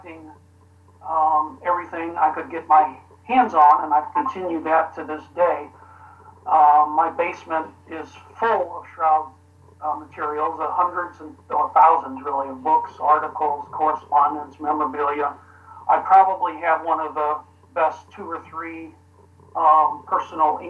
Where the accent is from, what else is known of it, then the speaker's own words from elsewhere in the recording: St. Louis, Missouri, United States; I joined a monastery in 1980 in St. Louis, my hometown.